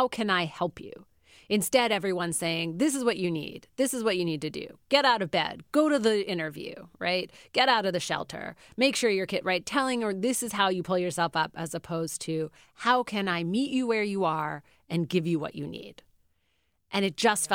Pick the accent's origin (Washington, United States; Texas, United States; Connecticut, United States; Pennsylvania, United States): Pennsylvania, United States; Philadelphia; I grew up in Philadelphia.